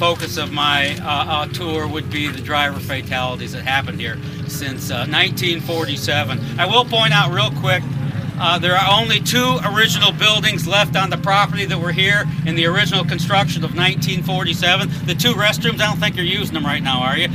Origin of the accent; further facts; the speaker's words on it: Toledo, Ohio, United States; my hometown of Toledo, Ohio